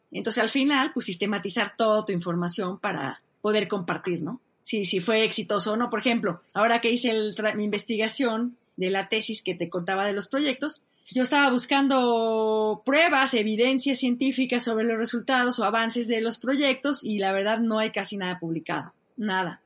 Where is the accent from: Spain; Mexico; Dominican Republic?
Mexico; yo soy muy buena mexicana